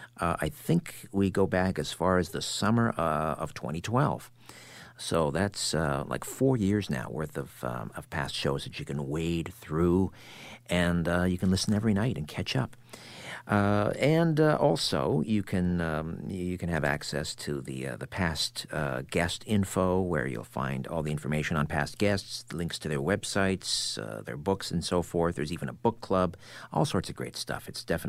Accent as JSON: {"language": "English", "town": "Brantford", "region": "Ontario", "country": "Canada", "tie": "born or raised there", "said": "Brantford, my hometown, Brantford, Ontario"}